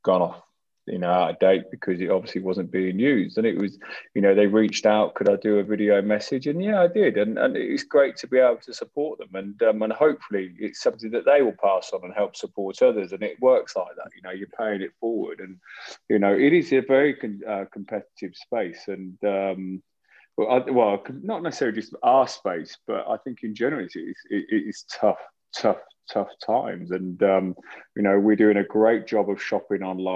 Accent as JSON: {"language": "English", "town": "Northampton", "region": "East Midlands", "country": "United Kingdom", "tie": "born or raised there", "said": "growing up in Northampton"}